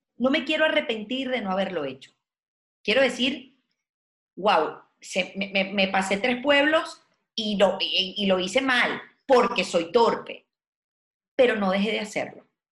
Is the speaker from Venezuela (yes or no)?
yes; Venezuela; moved away as an adult; yo nací en un país de porfiados